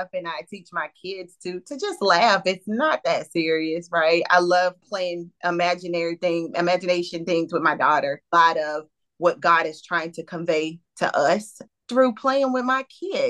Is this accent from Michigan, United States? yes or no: no; Greenville, North Carolina, United States; moved away as an adult; now in Greensboro, United States; I am originally from Eastern North Carolina, from Greenville, North Carolina